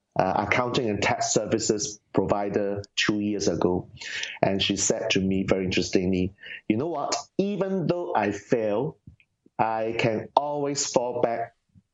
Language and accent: English; Singapore; Singapore, I'm from Singapore